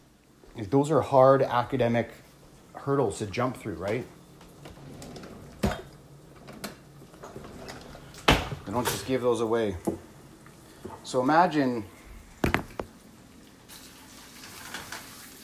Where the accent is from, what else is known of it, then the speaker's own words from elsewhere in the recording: small town Ontario, Canada; moved away as an adult; now in British Columbia, Canada; So I live in British Columbia right now. And I'm not from here. I'm from Ontario, small town Ontario